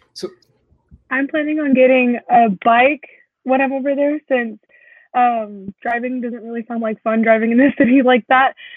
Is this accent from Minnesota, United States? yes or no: no; West Texas, United States; I am from a small town in West Texas